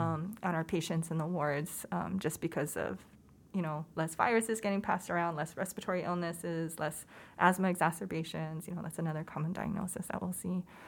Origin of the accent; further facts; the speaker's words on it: Hawaii, United States; moved away as an adult; also born or lived in Oakland, California; I was born and raised in Hawaii